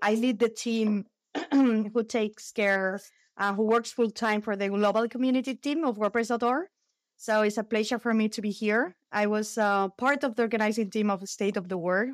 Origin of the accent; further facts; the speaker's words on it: Spain; I'm from Spain.